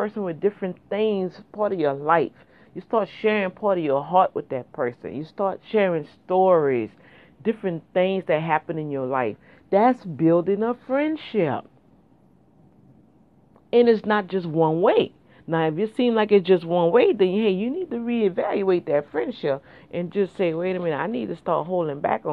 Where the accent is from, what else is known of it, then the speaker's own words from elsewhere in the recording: New Orleans, Louisiana, United States; moved away; That's how we grew up back in New Orleans